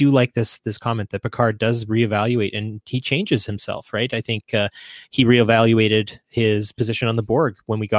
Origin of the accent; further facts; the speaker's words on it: Canada; being a Canadian